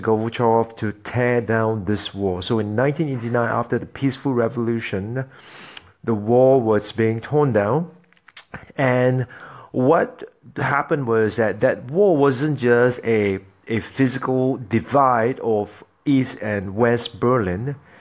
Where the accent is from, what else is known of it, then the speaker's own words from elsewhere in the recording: Singapore; moved away as an adult; I am formerly, I am originally from Singapore. I'm from Singapore